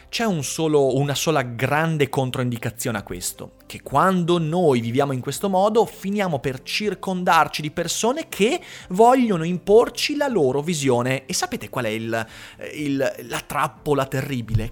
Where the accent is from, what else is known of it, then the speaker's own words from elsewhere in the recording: Veneto, Italy; sono veneto